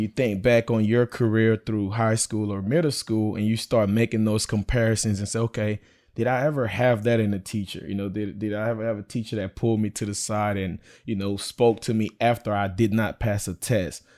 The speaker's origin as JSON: {"language": "English", "town": "Belle Glade", "region": "Florida", "country": "United States", "tie": "born or raised there", "said": "I'm a product of the public school education, um, growing up in Belglade."}